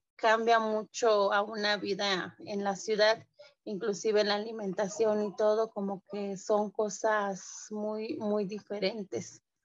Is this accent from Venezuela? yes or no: no; San Juan Cotzocón, Oaxaca, Mexico; first language Mixe; Spanish is a second language; moved away as an adult; soy artesana textil de la de cintura de la comunidad de San Juan Cochoconmije pertenezco a la Sierra Norte del, estado de, Oaxaca